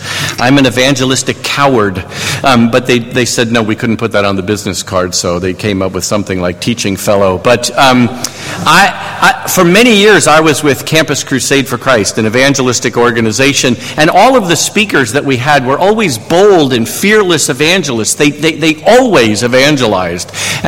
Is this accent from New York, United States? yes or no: yes; New York, United States; accent: New York; I am originally from New York, and so I've kind of lost my New York accent, but I could turn it back on if you want me to.